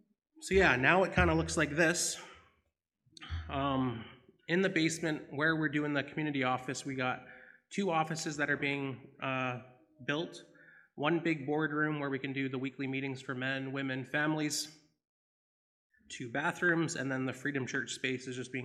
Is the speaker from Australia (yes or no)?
no; Binscarth, Manitoba, Canada; I'm from Binscarth by Russell